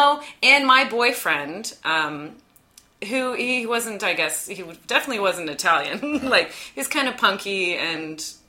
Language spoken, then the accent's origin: English; Dundas, Ontario, Canada; also born or lived in Hamilton; now in Toronto, Canada; I grew up in Dundas, which is kind of sounds similar to Cobourg. It's like a picturesque little town.